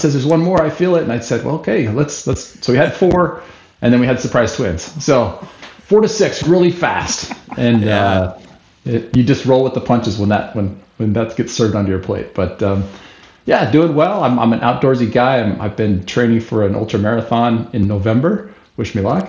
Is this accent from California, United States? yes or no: no; Salt Lake City, Utah, United States; moved away as an adult; now in Albany, United States; Born and raised in Salt Lake City, Utah